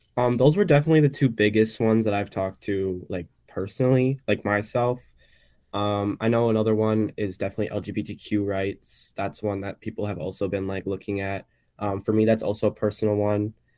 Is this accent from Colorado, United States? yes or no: no; Wisconsin, United States; also born or lived in Illinois; growing up in Wisconsin